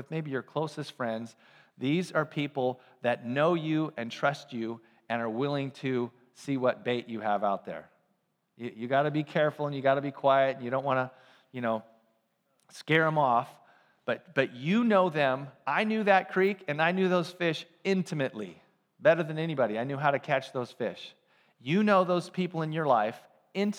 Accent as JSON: {"language": "English", "town": "Ukiah", "region": "California", "country": "United States", "tie": "born or raised there", "said": "I grew up in Ukiah, a couple hours north of San Francisco in a small town"}